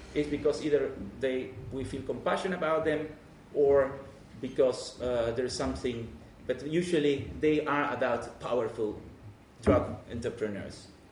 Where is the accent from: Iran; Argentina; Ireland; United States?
Argentina; English is a second language; moved away as an adult; now in Netherlands; I'm Argentinian myself. Uh, I come from Argentina, but I live 25 years in the Netherlands